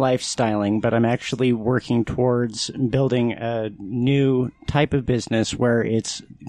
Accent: Utah, United States; born there; I was born in Utah.

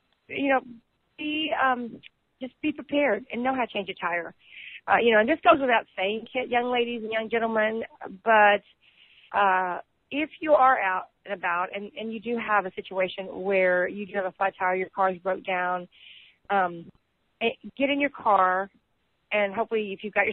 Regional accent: Texas, United States; I'm from Texas

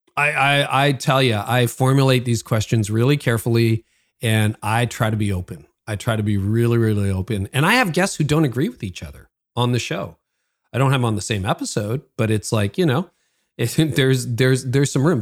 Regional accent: Canada; I'm Canadian, so I live north of Toronto

